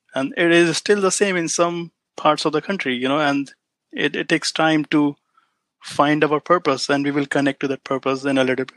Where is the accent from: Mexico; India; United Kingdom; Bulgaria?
India; moved away as an adult; now in United States; I'm an immigrant in the United States. I came to US in 2014